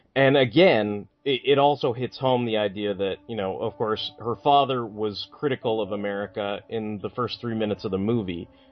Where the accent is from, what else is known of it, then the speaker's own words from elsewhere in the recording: United States; as an American